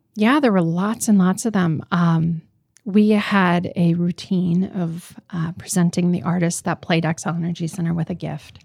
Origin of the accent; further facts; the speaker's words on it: Roseau, Minnesota, United States; moved away; the little girl I am from Roseau